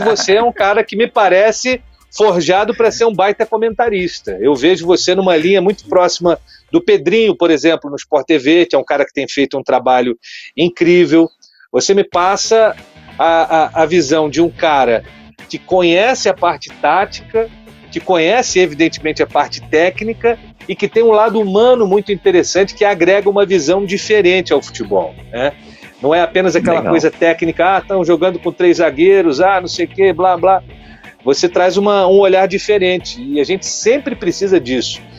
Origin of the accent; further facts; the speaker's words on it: Petrópolis, Rio de Janeiro, Brazil; Serrano, lá de Petrópolis, minha terra